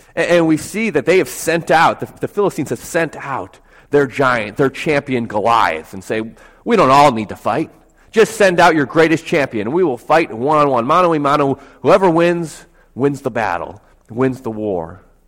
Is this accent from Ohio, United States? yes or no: no; Buffalo, New York, United States; moved away; I'm from Buffalo, New York, so my family's still up there.